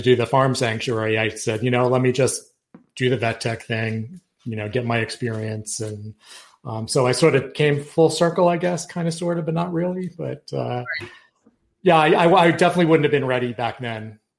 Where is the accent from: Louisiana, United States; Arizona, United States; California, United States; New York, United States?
New York, United States; Yonkers; I'm from Yonkers.